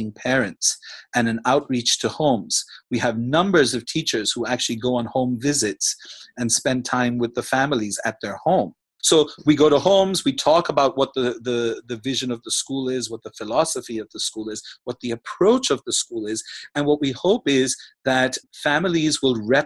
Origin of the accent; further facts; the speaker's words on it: India; now in Macau; I'm Indian